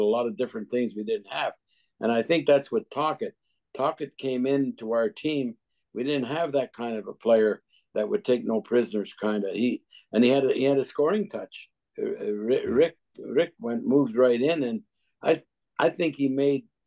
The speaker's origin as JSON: {"language": "English", "town": "Montreal", "region": "Quebec", "country": "Canada", "moved": "yes", "said": "I'm from Montreal"}